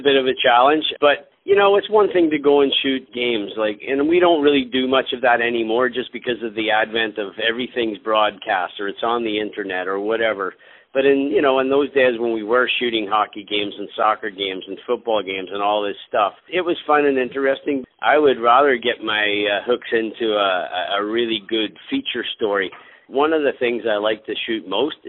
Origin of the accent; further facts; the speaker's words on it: Belfast, Northern Ireland, United Kingdom; moved away; I was born in Belfast, Northern Ireland